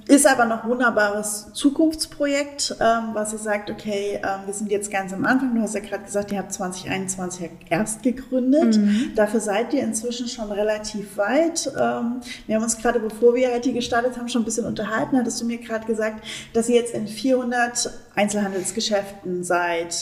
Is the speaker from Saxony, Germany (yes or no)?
yes; Saxony, Germany; als Sachse ähm, bin ich auch so ein Leberwurstkind.